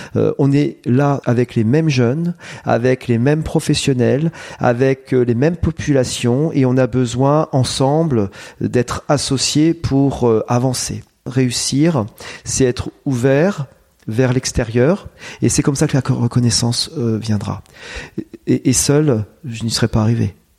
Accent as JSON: {"language": "French", "area": "Vauve", "region": "Centre-Val de Loire", "country": "France", "tie": "born or raised there", "said": "je suis né à Vauve. Hein, donc que je suis originaire de la région"}